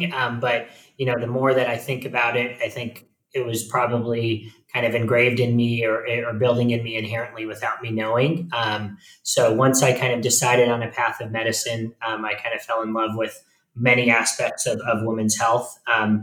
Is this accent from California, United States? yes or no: no; Phoenix, Arizona, United States; also born or lived in Tucson, Arizona / New York City; I was born and raised in Phoenix, Arizona